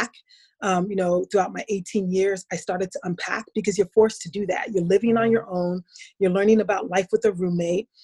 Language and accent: English; New Jersey, United States; moved away as an adult; also born or lived in upstate New York; I was raised in New Jersey. New Jersey was always my home